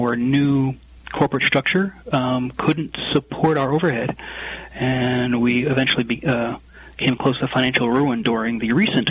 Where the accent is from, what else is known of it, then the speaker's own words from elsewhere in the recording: New Jersey, United States; also born or lived in Bordeaux, France; I was born and raised in New Jersey, and I do currently flip-flop between my apartment here in Bordeaux and my house in New Jersey